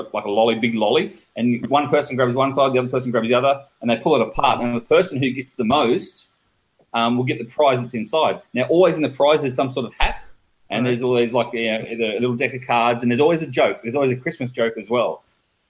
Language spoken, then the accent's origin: English; Australia